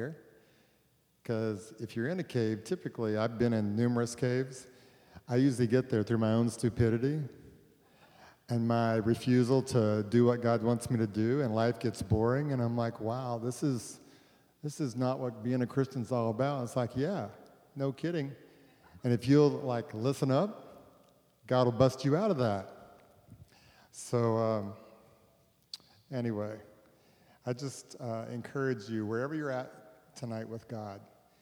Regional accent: Texas, United States; I'm from Texas

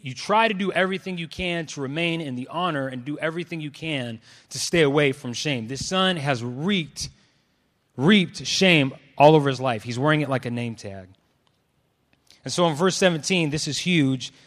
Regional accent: Clovis, California, United States; also born or lived in Los Angeles; I grew up in Clovis, um, and was the only one of, of my dark skin there.

